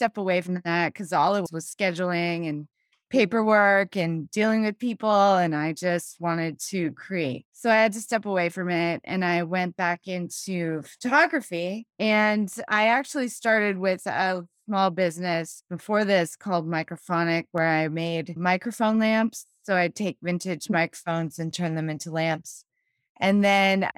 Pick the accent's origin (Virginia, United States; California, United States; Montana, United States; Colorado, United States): California, United States; Los Angeles; moved away as an adult; now in San Antonio, United States; I'm from California originally, from Los Angeles.